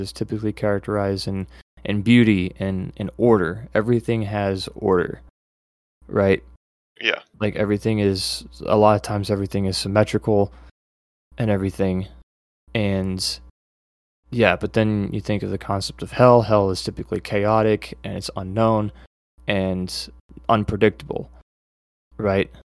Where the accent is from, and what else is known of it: United States